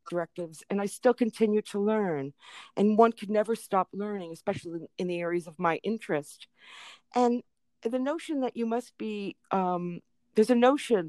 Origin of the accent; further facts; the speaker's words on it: Canada; also born or lived in Detroit, Michigan, United States; when my twin sister and me were 3 months old, we were brought to Canada